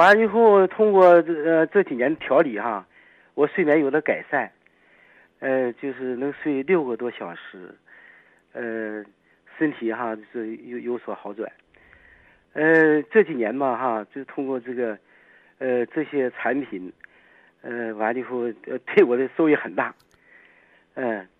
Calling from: Dandong, Liaoning, China; 呃，我是丹东的听众。

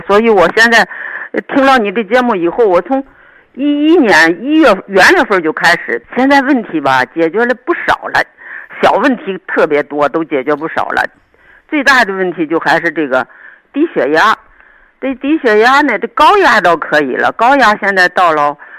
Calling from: Shijiazhuang, Hebei, China; 呃，我是石家庄的。

